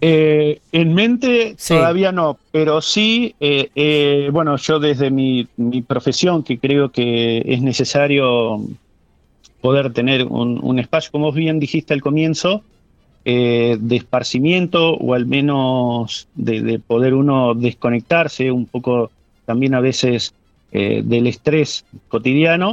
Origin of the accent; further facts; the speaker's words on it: San Carlos de Bariloche, Río Negro, Argentina; mi, lugar de origen, soy nativo de Bariloche